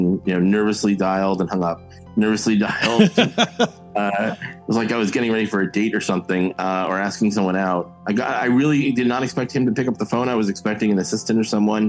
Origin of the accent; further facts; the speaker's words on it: West Orange, New Jersey, United States; I grew up in West Orange, New Jersey, which claim to fame is where Edison invented the light bulb, about 45 minutes outside of New York City